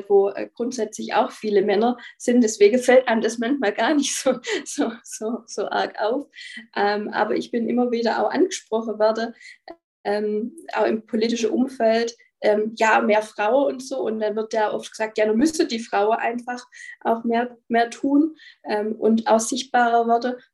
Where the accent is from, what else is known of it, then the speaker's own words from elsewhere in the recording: Baden-Württemberg, Germany; also ich bin aus dem Nordschwarzwald